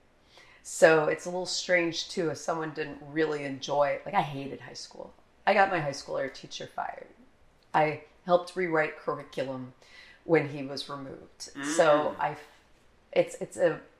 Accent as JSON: {"language": "English", "area": "near the Air Force Academy", "region": "Colorado", "country": "United States", "tie": "born or raised there", "also_born_or_lived": "Philadelphia", "moved": "yes", "lives_now": "Tallahassee, United States", "said": "I grew up near the Air Force Academy"}